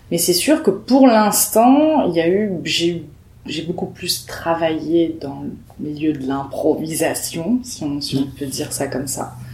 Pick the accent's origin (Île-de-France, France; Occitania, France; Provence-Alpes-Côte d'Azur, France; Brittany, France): Occitania, France; Perpignan; dans la région du Sud, puisque je viens de Perpignan, dans le 66, dans les Pyrénées-Orientales.